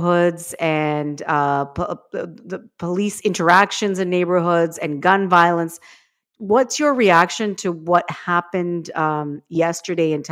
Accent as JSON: {"language": "English", "country": "Canada", "said": "Even though we're not American, even though we don't have any control, we can't vote for change in the United States"}